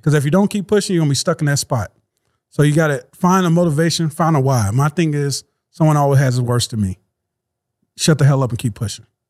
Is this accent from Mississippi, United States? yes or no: no; Louisiana, United States; moved away; I'm from Louisiana.